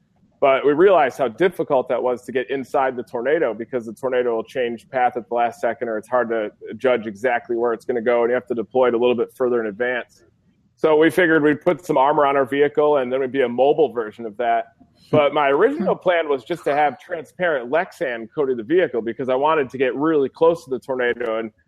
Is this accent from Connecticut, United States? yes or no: no; Grand Rapids, Michigan, United States; I grew up in Michigan and Grand Rapids